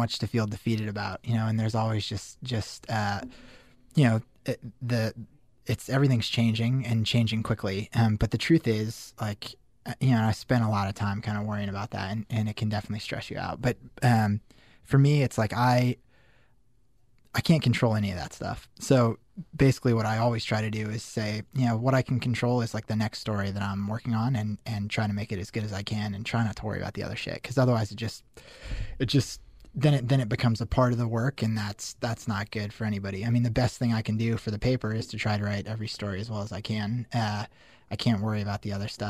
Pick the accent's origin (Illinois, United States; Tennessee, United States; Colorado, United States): Colorado, United States; Denver; moved away as an adult; also born or lived in Syracuse; I grew up in Denver